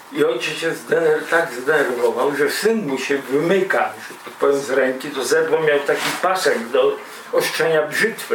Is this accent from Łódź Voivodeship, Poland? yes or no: no; a village near Białystok, Podlaskie Voivodeship, Poland; Ja też z bardzo prostej rodziny robotniczo-chłopskiej pochodzę i ze wsi, spod Białego Stoku